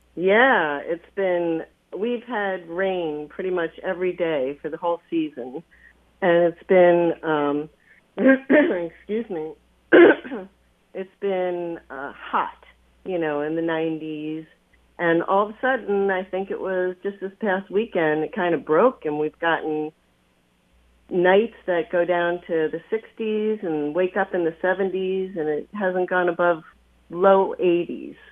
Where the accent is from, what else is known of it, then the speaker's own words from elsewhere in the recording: Long Island, New York, United States; I grew up on Long Island